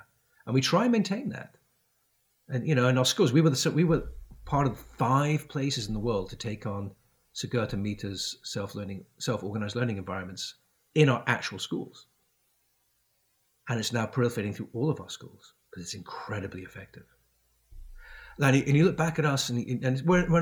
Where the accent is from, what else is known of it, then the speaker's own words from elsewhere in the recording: Isle of Man; also born or lived in United Kingdom / France; now in United States; growing up on the Isle of Man